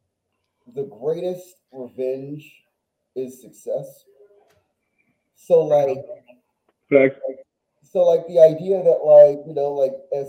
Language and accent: English; Washington, District of Columbia, United States; I'm from Washington, D.C., born and raised, far northeast Washington